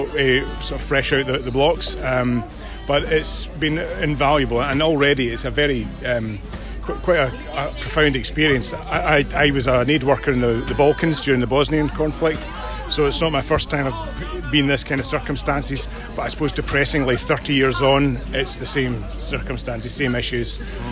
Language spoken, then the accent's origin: English; Scotland, United Kingdom; Okay, so I'm a Scottish police officer